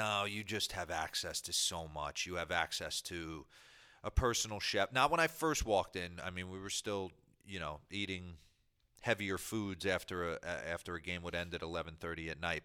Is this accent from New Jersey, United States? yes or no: yes; New Jersey, United States; I grew up in New Jersey